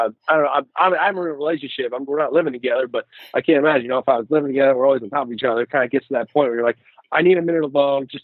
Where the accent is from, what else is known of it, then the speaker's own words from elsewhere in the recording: Vermont, United States; moved away as an adult; also born or lived in Oregon; now in Portland, United States; I'm from Vermont originally. So I came out here to go to the U of O and stuck around